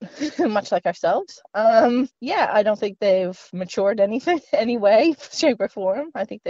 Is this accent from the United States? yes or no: no; Prince Edward Island, Canada; moved away as an adult; where I'm from, Prince Edward Island